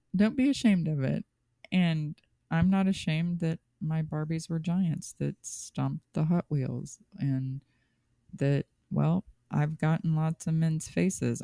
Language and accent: English; Kansas City, Missouri, United States; I was born and raised in Kansas City